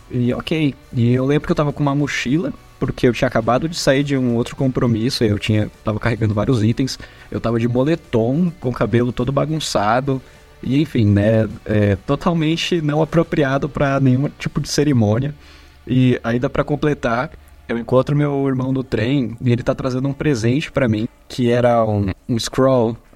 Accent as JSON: {"language": "Portuguese", "region": "São Paulo", "country": "Brazil", "said": "como eu venho do, de São Paulo, né, estudei em outras instituições"}